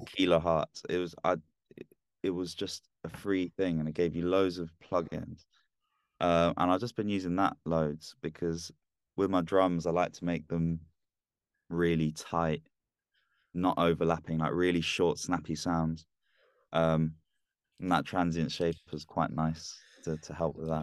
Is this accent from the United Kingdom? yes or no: yes; London, United Kingdom; now in Leeds, United Kingdom; I'm from down south. I was born in London, but I, yeah, I just live up here